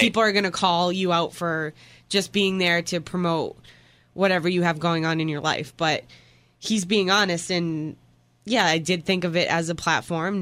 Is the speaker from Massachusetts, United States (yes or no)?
yes; Boston, Massachusetts, United States; I'm from Boston